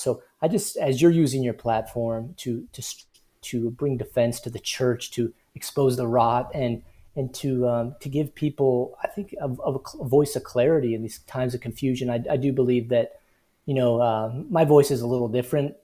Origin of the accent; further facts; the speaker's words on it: Midwest, United States; I grew up in the Midwest